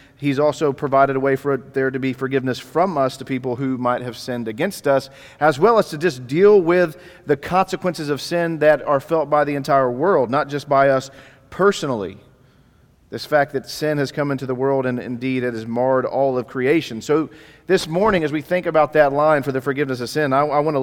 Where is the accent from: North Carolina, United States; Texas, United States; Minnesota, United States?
Texas, United States; Dallas; moved away; I'm actually from the Dallas area, so I grew up here in Dallas. Was born in Baylor Hospital in downtown Dallas